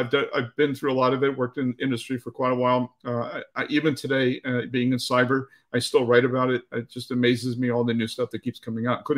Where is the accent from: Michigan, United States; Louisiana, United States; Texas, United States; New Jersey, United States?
New Jersey, United States; born there; also born or lived in Northern Virginia; I was born in Jersey, and then I lived in Northern Virginia for most of my young adult life.